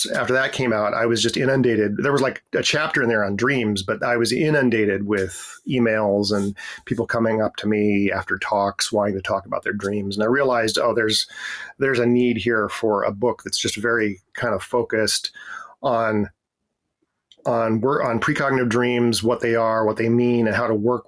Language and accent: English; foothills outside of Denver, Colorado, United States; moved away as an adult; also born or lived in Atlanta, Georgia; now in Washington, D.C., United States; I grew up in Colorado in the United States, in the foothills outside of Denver